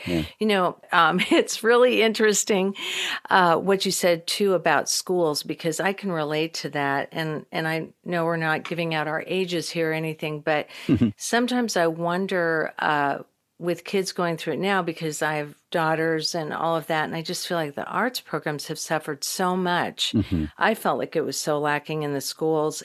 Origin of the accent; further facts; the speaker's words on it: Midwest, United States; moved away as an adult; also born or lived in Texas; now in Los Angeles, United States; I'm from the Midwest